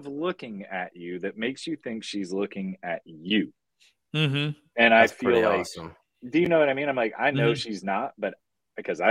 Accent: Marion, Virginia, United States; moved away; growing up in Marion, I was 30 minutes from Tennessee, 20 minutes from West Virginia, 20 minutes from North Carolina

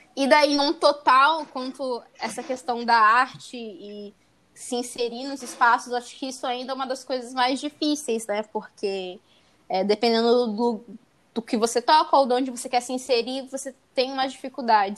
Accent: interior of São Paulo, Brazil; now in Santos, Brazil; eu sou do interior de São Paulo, querendo, eu moro em Santos, mas eu sou do interior na minha cidade

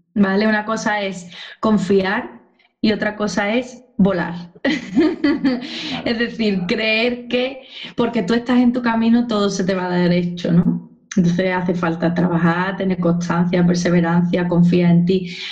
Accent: Cádiz, Andalusia, Spain; also born or lived in Seville; yo soy de Cádiz

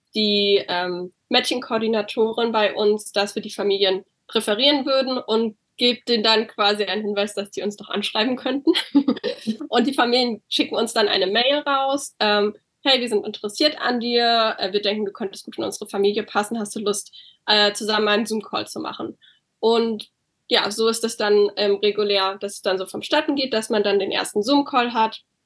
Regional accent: Berlin, Germany; moved away as an adult; now in California, United States; ich wohne derzeit in Kalifornien. Ähm, ich komme aber ursprünglich aus Berlin

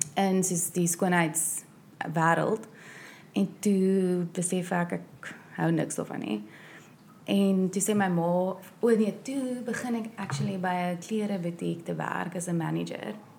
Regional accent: South Africa; moved away; ek's van Suid-Afrika af

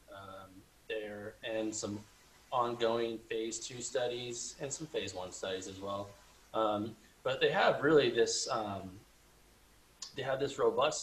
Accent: California, United States; Born and raised in California

